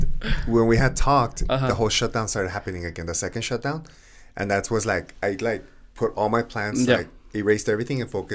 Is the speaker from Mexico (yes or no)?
yes; Ciudad Juárez, Chihuahua, Mexico; also born or lived in El Paso; I grew up in Juarez, 18 years, but I went to school here in El Paso almost all my life after third grade.